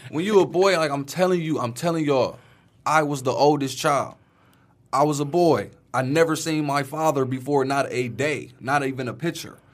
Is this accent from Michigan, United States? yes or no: yes; Detroit, Michigan, United States; I grew up in Brightmoor